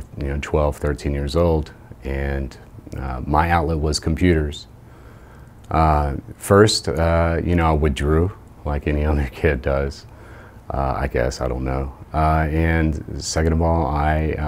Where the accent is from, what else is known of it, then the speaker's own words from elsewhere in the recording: Jacksonville, Florida, United States; moved away as an adult; also born or lived in Indiana / Chicago; I was born and raised in Jacksonville, Florida